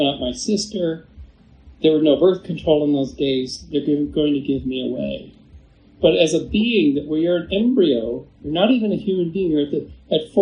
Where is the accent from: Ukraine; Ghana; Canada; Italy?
Canada; Victoria, British Columbia; the very room that I was born in Victoria, British Columbia